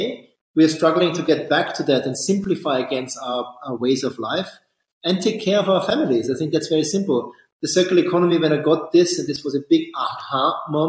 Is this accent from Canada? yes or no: no; Austria; I'm from Austria